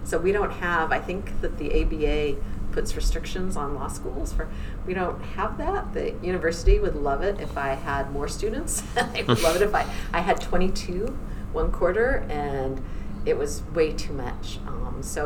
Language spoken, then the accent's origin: English; Central Coast of California, United States; moved away as an adult; also born or lived in Washington, D.C.; I'm originally from the Central Coast of California